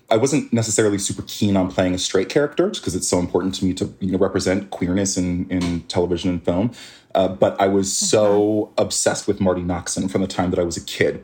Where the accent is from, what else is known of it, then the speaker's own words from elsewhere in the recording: Canada; he made his way up to Canada, had a bunch more kids up there me being one of them